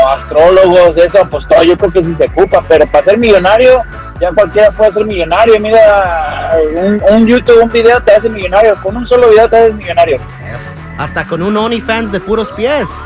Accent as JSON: {"language": "Spanish", "town": "León", "region": "Guanajuato", "country": "Mexico", "said": "eh, yo soy de León, Guanajuato, pero eh, yo he mirado chavos que, que se la parten estudiando"}